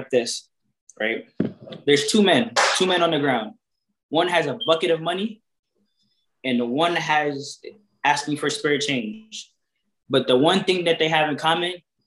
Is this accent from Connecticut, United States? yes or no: yes; Waterbury, Connecticut, United States; I grew up in Waterbury, Connecticut.